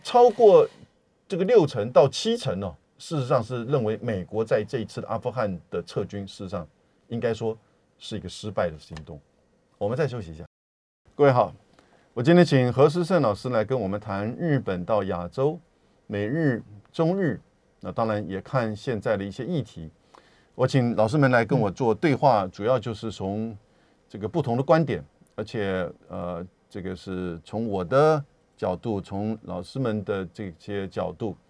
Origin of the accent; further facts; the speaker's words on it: Taiwan; also born or lived in United States; 我们台湾人